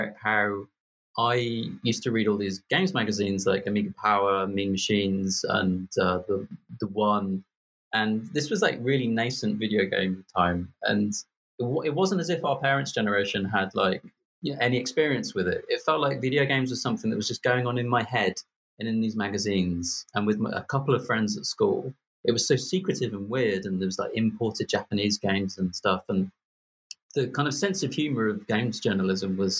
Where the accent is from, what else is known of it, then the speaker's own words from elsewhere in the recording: Birmingham, West Midlands, United Kingdom; I'm from Birmingham. I don't know why you think I'm posh